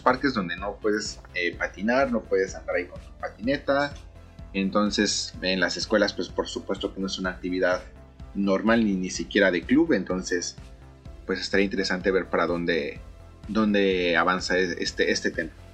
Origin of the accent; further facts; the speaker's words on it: Mexico; moved away as an adult; now in Japan; yo que vengo de México